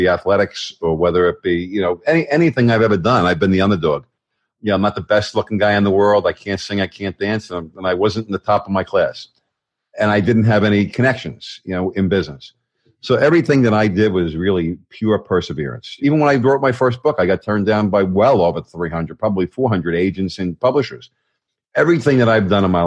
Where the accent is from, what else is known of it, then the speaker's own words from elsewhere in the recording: New York, United States; now in Raleigh, United States; I was born and raised in New York. I know my accent does